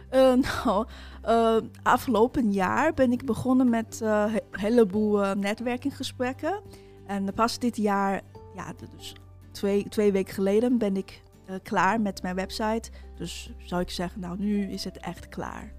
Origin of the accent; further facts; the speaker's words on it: China; now in Netherlands; oorspronkelijk kom ik uit China. inmiddels woon ik al meer dan tien jaar in Nederland